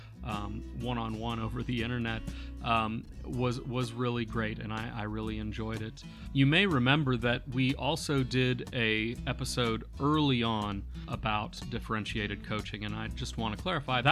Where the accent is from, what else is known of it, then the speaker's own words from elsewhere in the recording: Grand Forks, North Dakota, United States; I was born in the Grand Forks area